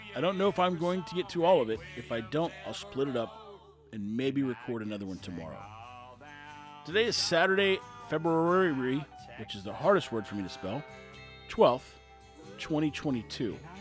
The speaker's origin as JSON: {"language": "English", "region": "Texas", "country": "United States", "said": "We're Texan"}